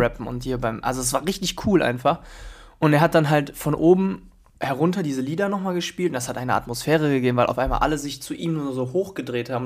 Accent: Krefeld, North Rhine-Westphalia, Germany; wir hatten in der Schule gegenüber bei uns in Krefeld die Rhythm Matters

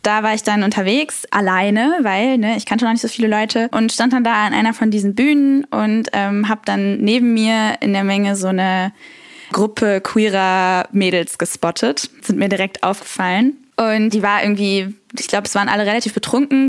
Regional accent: Cologne, North Rhine-Westphalia, Germany; Ich bin äh, Kölnerin

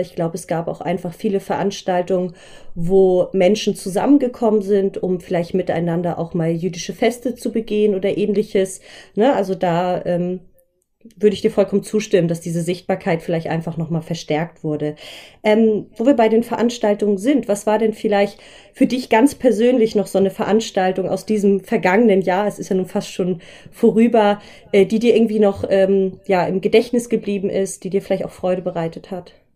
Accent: Schleswig-Holstein, Germany; hier bei uns in Schleswig-Holstein

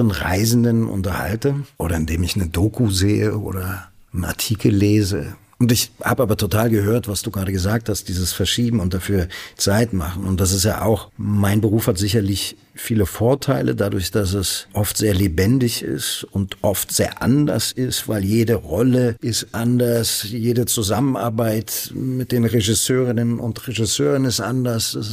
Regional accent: Berlin, Germany; born there; Selbst für einen gebürtigen Berliner wie mich dachte ich, Halleluja.

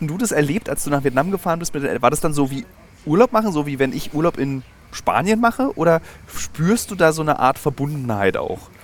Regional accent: Berlin, Germany; als Berliner

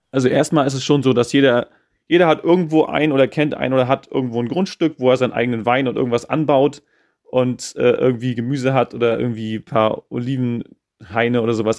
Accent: Mecklenburg-Vorpommern, Germany; moved away as an adult; also born or lived in Schwerin; now in Croatia; als geborener Mecklenburger

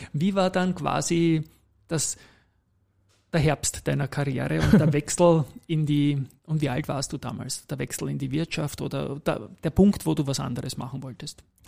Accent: Vienna, Austria; Ich bin am Tennisclub aufgewachsen, auch im 22. Bezirk

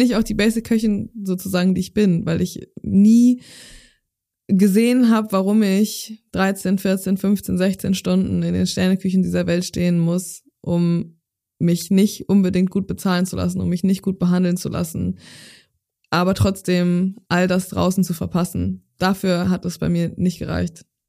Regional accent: Zeven, Lower Saxony, Germany; moved away as an adult; now in Hamburg, Germany; in Zefen in meiner Heimatstadt, wo ich groß geworden bin

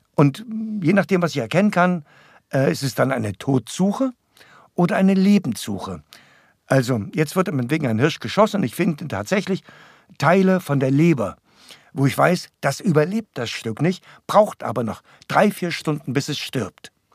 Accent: Erlabrunn, Saxony, Germany; also born or lived in Breitenbrunn; da bin ich geboren, beziehungsweise geboren in Erlabrunn in so einer Hütte. Ich bin zu Hause geboren

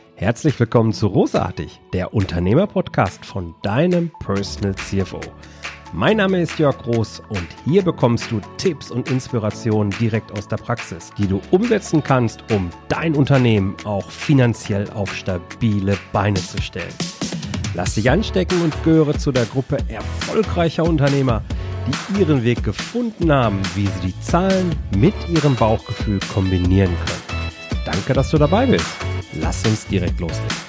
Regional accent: Ruhr area, North Rhine-Westphalia, Germany; Wir kommen ja beide aus dem Robot

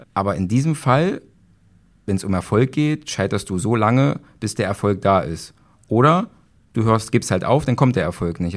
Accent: Magdeburg, Saxony-Anhalt, Germany; ich komme aus Magdeburg.

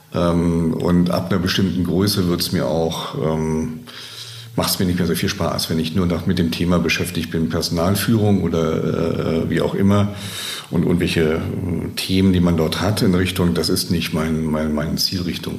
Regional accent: Germany; bei uns in Deutschland

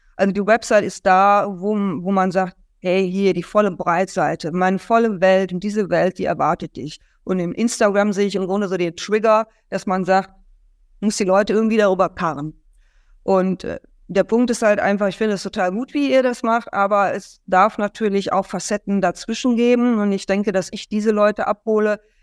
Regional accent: Germany; als Deutscher

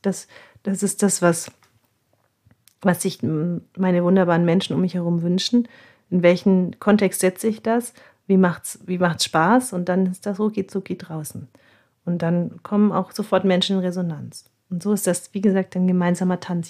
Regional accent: Nuremberg, Bavaria, Germany; bei uns in Nürnberg

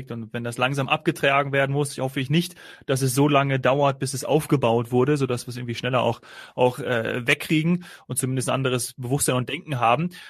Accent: Munich, Bavaria, Germany; ich als Münchner würde natürlich dann öfteren mal dort konsumieren gehen.

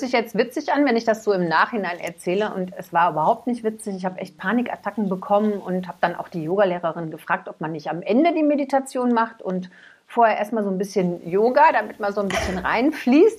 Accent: Cologne, North Rhine-Westphalia, Germany; ich bin ja in Köln groß geworden

